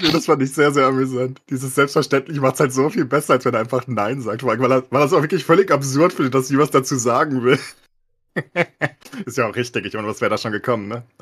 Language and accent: German; Frankfurt, Hesse, Germany; born there; ich bin ja Frankfurter, gebürtiger, ne?